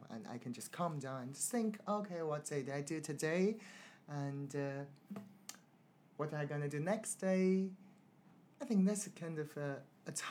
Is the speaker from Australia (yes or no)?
no; China; now in London, United Kingdom; So for me, I'm from China, so I like Chinese food